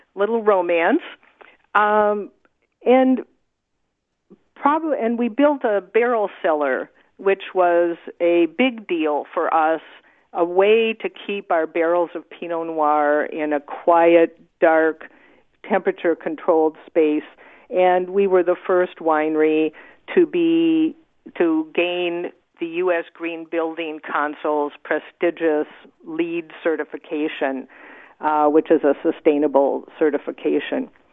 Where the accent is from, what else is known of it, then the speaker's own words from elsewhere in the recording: Wisconsin, United States; now in Oregon, United States; I'd grown up in a, you know, suburban area in the Midwest. I'm from Wisconsin